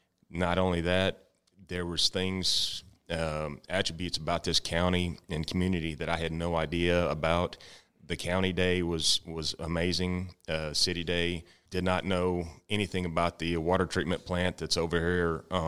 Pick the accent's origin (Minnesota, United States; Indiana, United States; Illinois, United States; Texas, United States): Texas, United States; Comfort; I was taught and raised growing up in Comfort. My family's big name in Comfort, and we've been around for quite a long time.